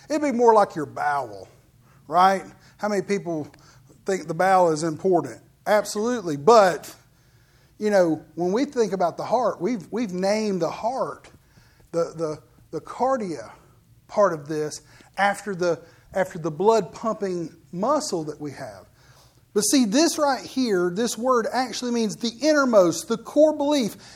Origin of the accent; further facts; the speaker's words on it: United States; You know, I'm an American